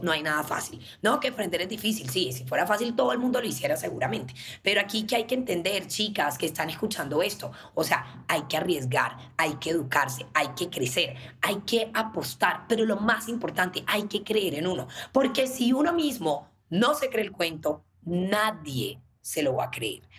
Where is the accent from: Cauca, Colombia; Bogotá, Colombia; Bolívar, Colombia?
Bolívar, Colombia; Cartagena; nosotras crecimos en Cartagena, nacimos en Cartagena